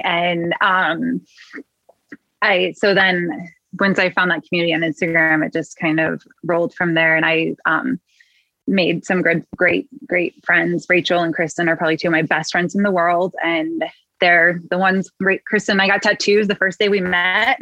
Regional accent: Midwest, United States; accent: Midwest; good old Midwest

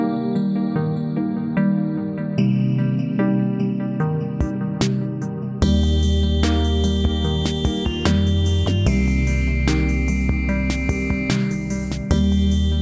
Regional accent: Western Australia, Australia; growing up in Western Australia

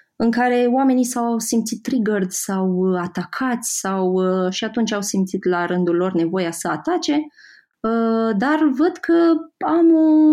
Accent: Moldavia, Romania; moved away as an adult; also born or lived in Iași; now in Bucharest, Romania; Eu sunt din Moldova

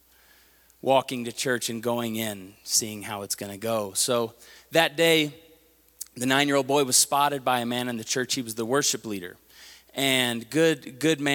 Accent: Tulsa, Oklahoma, United States; I talk like I'm from Tulsa, Oklahoma, because I am

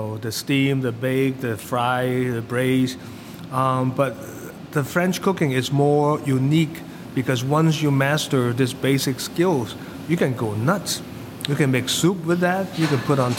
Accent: Hong Kong; moved away as an adult; I came from Hong Kong. Came for the college, and I never really worked in Hong Kong

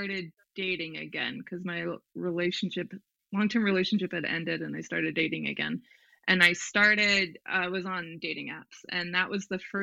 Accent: Southern Arizona, United States; also born or lived in Montana; I grew up in Southern Arizona and also Montana in the summers, because my parents had dual custody

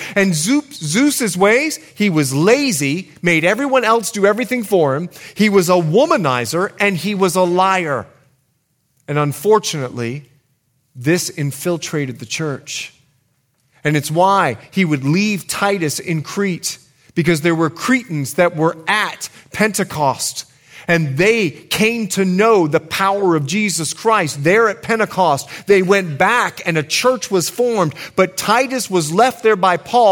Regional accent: Bahamas; now in United States; I grew up in the Bahamas

